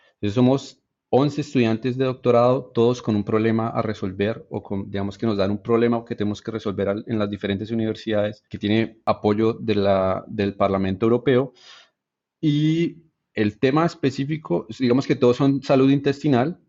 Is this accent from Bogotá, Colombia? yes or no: yes; Bogotá, Colombia; moved away; yo en realidad crecí en la ciudad, en Bogotá